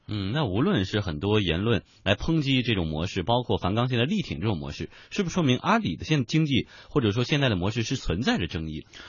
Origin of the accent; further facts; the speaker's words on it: Yantai, Shandong, China; moved away; 我的老家在山东烟台，我的中学同学当中一部分的家里就是种苹果的